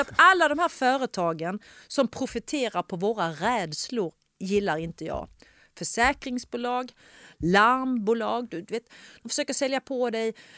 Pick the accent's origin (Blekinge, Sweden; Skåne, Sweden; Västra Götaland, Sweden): Skåne, Sweden; Ystad; jag är uppväxt i Ystad